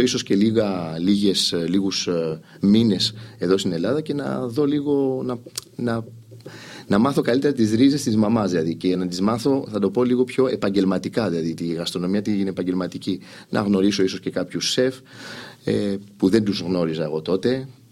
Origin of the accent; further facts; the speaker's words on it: Île-de-France, France; also born or lived in Athens, Greece / Bordeaux, France; now in Greece; φύγαμε στο, στη Γαλλία. Μεγάλωσα εκεί